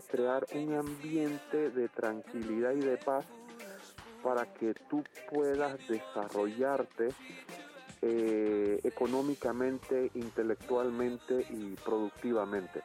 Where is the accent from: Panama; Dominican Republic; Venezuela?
Panama; yo soy panameño